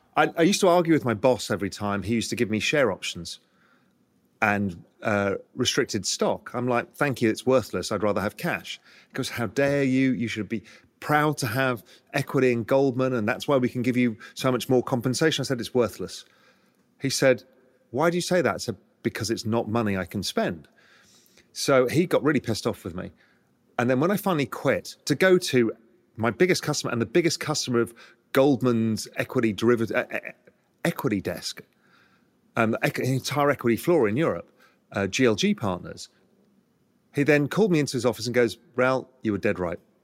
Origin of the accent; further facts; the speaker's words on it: England, United Kingdom; now in Cayman Islands; I'm English